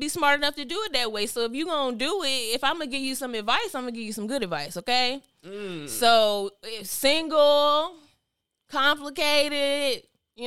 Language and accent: English; North Carolina, United States; accent: North Carolina accent; I'm from North Carolina. And they be like, that little accent. I don't hear no accent, but you know, every time you somewhere else, everybody hear a little North Carolina accent.